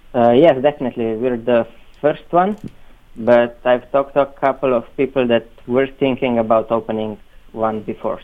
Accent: Slovenia; they're a group from actually from my hometown. It's a really small town

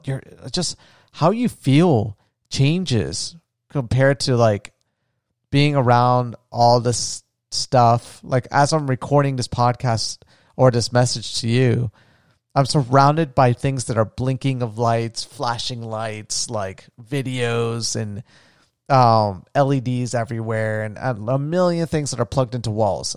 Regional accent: Florida, United States; moved away; my home, where I grew up on the beach in Florida

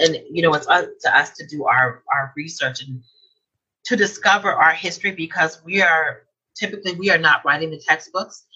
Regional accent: Tulsa, Oklahoma, United States; I was born and raised in Tulsa.

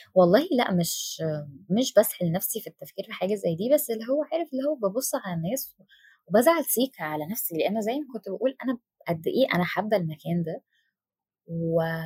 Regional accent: Damanhur, Beheira, Egypt; انا من دمنهور

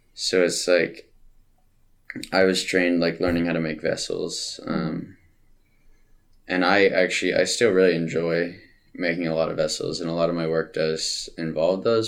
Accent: Tacoma, Washington, United States; also born or lived in Montana / California; I lived most of my life in Tacoma. Mm-hmm. Uh, I was born in Montana, and I lived in California for a little bit

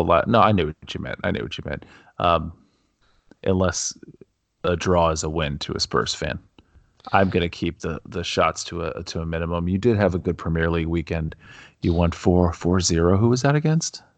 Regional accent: United States; being a, being an American

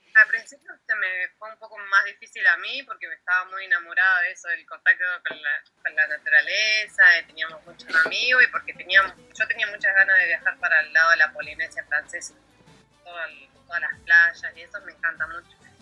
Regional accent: Bahía Blanca, Buenos Aires Province, Argentina; moved away as an adult; also born or lived in Caleta Olivia / Comodoro Rivadavia; si bien soy nacida en Caleta, bueno, después me, me crié en Bahía Blanca

